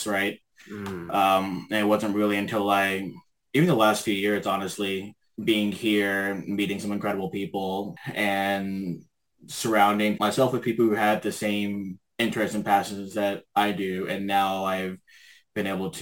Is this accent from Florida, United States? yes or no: no; Memphis, Tennessee, United States; moved away as an adult; now in Vancouver, Canada; I was born and raised in Memphis, Tennessee, but I've been living in Vancouver for about 7.5 years now.